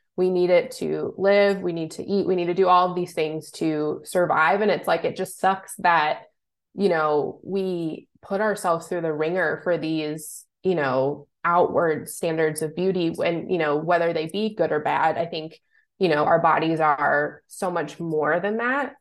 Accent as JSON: {"language": "English", "town": "Louisville", "region": "Kentucky", "country": "United States", "also_born_or_lived": "Cincinnati, Ohio", "moved": "as an adult", "said": "I'm originally from Louisville, Kentucky"}